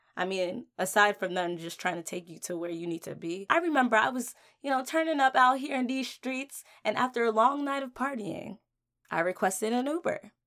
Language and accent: English; New Jersey, United States; moved away as an adult; now in Washington, D.C., United States; I was born and raised in Jersey